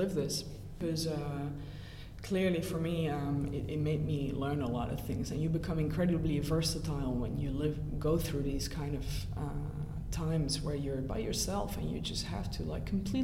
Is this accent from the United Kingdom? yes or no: no; Brussels, Brussels-Capital Region, Belgium; moved away; I already knew French because I grew up in Brussels, so I am used to a French-speaking environment